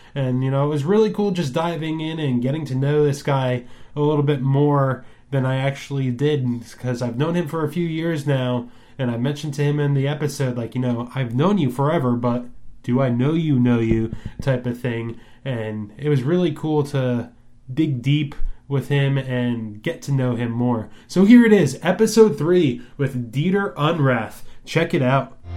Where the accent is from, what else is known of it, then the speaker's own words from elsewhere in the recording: New Jersey, United States; growing up in the New Jersey music scene